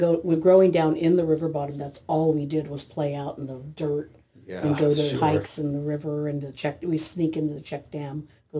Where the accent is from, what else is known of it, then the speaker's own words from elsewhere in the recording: Meiners Oaks, California, United States; So growing up in Miners Oaks, my dad moved us into Ojai around 1951. We were part of that community down in the river bottom